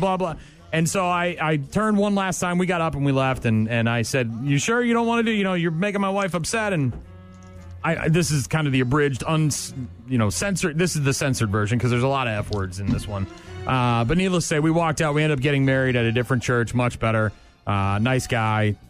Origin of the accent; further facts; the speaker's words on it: New England, United States; moved away; when I grew up in New England.